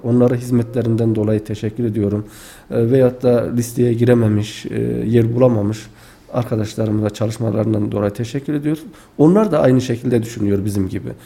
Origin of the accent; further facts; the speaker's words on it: Tufanbeyli, Adana, Turkey; now in Kayseri, Turkey; aslen Adana Tufanbeyli ilçesi doğumluyum.